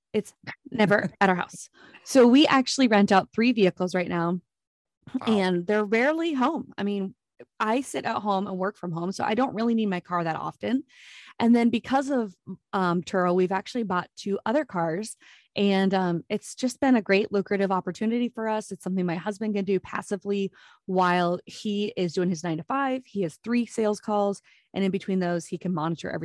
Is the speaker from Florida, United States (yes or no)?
no; Iowa, United States; accent: Minnesota; moved away as an adult; also born or lived in Minnesota; now in Jacksonville, United States; I'm born and raised in Iowa